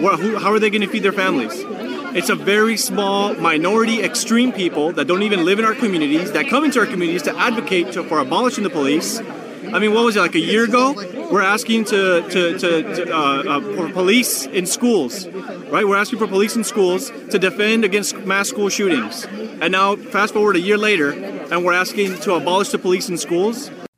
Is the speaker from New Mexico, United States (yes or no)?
no; Los Angeles, California, United States; I'm from Los Angeles, California.